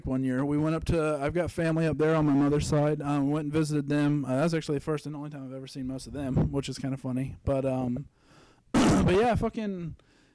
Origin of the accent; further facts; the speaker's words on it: Florida, United States; I'm from Florida